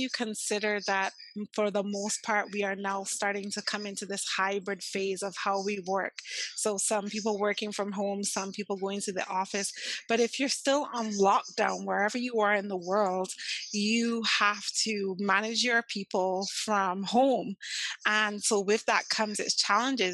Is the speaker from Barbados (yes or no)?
yes; Barbados; from Barbados